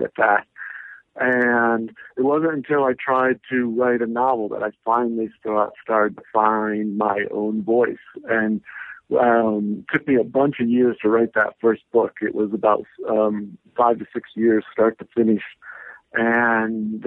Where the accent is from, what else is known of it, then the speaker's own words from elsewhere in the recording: Lansing, Michigan, United States; I grew up in Lansing, Michigan.